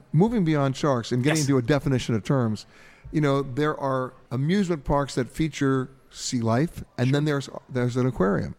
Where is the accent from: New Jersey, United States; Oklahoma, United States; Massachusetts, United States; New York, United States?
New York, United States; Long Island; I was growing up on the East Coast in Long Island on the Great South Bay